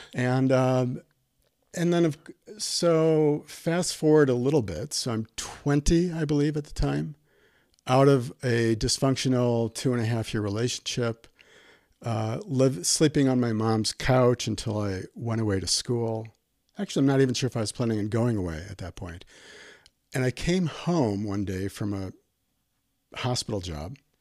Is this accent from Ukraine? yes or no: no; Milwaukee, Wisconsin, United States; moved away as an adult; also born or lived in Albuquerque; born and raised in Milwaukee